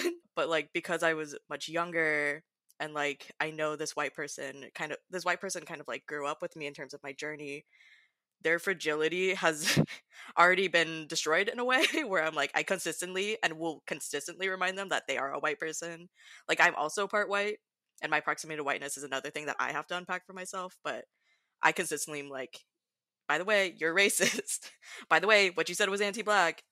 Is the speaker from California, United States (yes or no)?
yes; Southern California, United States; moved away as an adult; now in Pacific Northwest, United States; I'm currently in the Pacific Northwest, um, originally coming from Southern California for my background